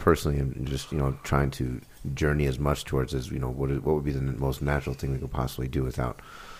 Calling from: Washington, District of Columbia, United States; I'm coming in from Washington, D.C., and we just got legalization, I would say, just a little over a year ago, maybe.

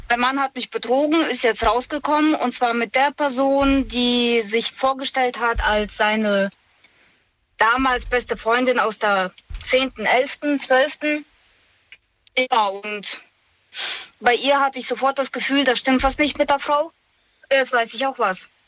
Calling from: Moosbach, Germany; ich komme aus Moosbach.

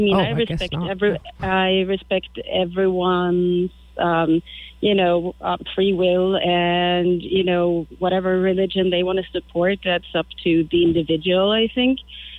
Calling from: Wabeno, Wisconsin, United States; Yeah, I'm actually up in northern Wisconsin in Wabino.

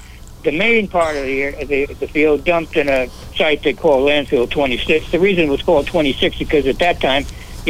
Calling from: California, United States; Well, I'm calling from California.

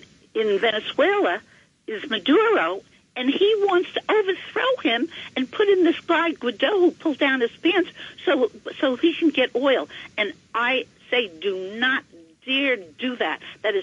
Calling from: Ringwood, New Jersey, United States; I'm from Ringwood, New Jersey.

